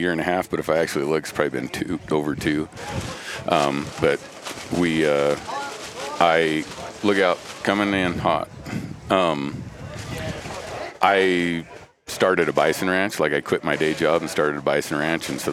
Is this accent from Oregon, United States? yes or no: yes; Western Oregon, United States; we grew up in Western Oregon